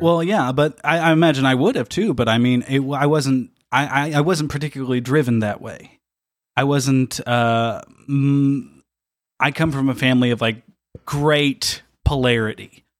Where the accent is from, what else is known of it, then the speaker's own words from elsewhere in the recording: near Dale, Indiana, United States; also born or lived in Evansville; near my hometown, I live near a, a place called Dale.